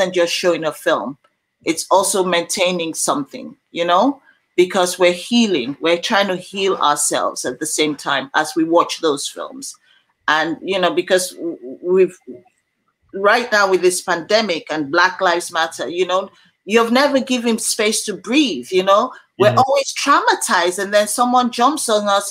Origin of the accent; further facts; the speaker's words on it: Sierra Leone; my region in Sierra Leone